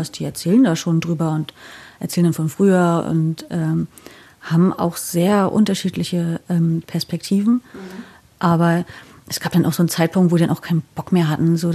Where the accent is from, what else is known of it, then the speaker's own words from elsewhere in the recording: East Germany, Germany; und dann habe ich halt erzählt, ja, ich komme halt quasi aus dem Osten, da war das irgendwie anders geregelt.